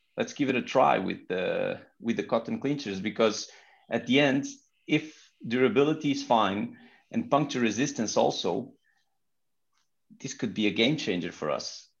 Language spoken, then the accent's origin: English; Portugal; English is a second language; I'm from Portugal